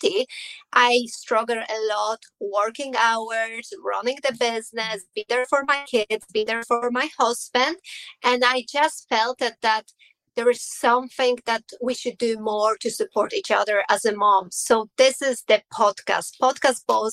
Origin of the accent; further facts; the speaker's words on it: Poland; English is a second language; moved away as an adult; now in Ireland; I am originally from Poland, but 17 years now I am in Ireland